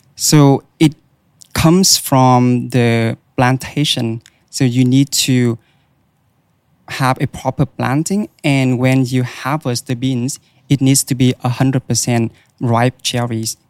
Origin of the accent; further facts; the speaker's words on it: Vietnam; moved away as an adult; now in Australia; in Vietnam, where I, I was born and raised